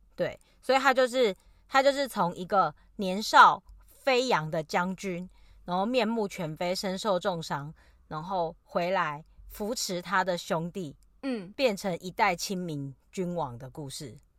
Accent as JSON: {"language": "Chinese", "country": "Taiwan", "moved": "yes", "said": "讲我是台湾人的时候"}